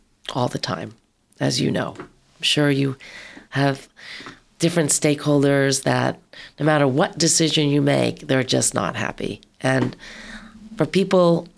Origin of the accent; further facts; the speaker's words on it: Long Island, New York, United States; also born or lived in San Francisco; now in California, United States; I grew up on Long Island, lived in San Francisco